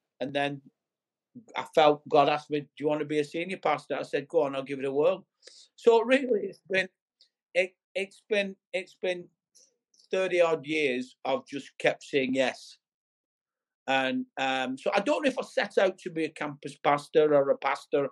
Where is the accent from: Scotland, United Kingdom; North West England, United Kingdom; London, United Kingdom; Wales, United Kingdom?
North West England, United Kingdom; Bolton; Yes, I was born in Bolton. I've lived here for 57 years.